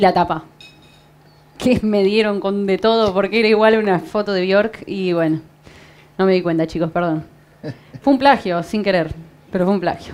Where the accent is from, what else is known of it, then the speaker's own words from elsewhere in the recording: Santa Fe, Argentina; Yo soy de Santa Fe